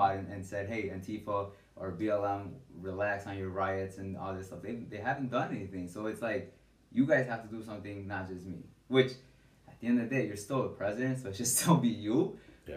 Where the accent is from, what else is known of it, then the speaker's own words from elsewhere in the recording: Chicago, Illinois, United States; now in Bridgeview, United States; growing up in Little Village